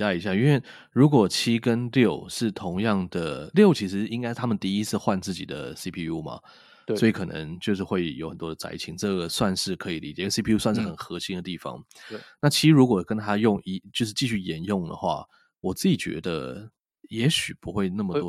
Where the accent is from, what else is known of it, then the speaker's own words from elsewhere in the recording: Taiwan; 我们身为台湾人，